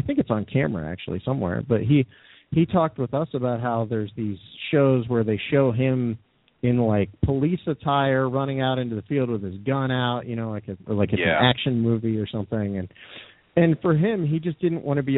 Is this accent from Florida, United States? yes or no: no; Ohio, United States; I'm from Ohio